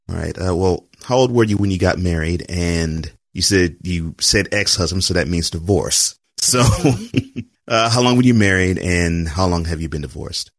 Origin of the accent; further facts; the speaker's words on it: Texas, United States; you're speaking to a fellow Texan